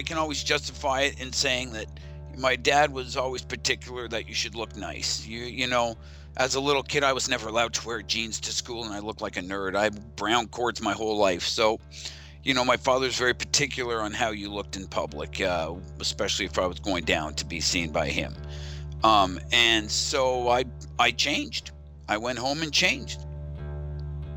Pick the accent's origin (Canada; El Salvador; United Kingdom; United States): Canada; Ontario; from Ontario.